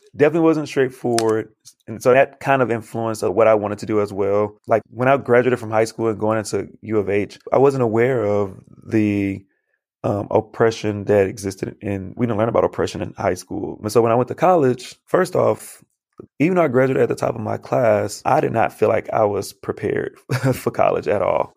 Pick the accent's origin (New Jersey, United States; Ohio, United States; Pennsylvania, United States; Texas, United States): Texas, United States; Houston; growing up, I went to schools in Southeast Houston, where it's predominantly black students